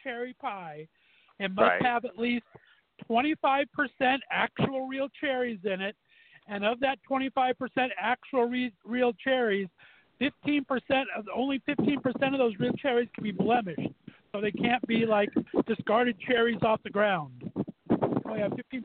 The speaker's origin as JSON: {"language": "English", "region": "California", "country": "United States", "moved": "yes", "lives_now": "Ohio, United States", "said": "I'm from California"}